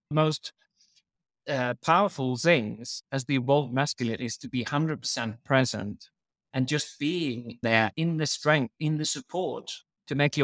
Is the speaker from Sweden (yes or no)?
yes; Sweden; now in United Kingdom; I'm actually from Sweden originally